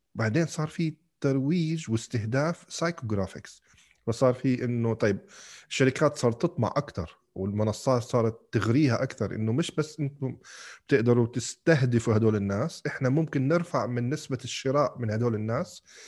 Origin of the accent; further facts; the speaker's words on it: Kuwait; moved away as an adult; also born or lived in Algeria; انولدت وعشت بالكويت بعدين لما رحت على الجامعه رحت على الجزائر